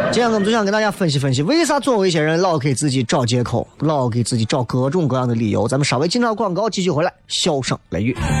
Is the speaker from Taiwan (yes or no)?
no; Xi'an, Shaanxi, China; 振兴我们西安人的夜生活嘛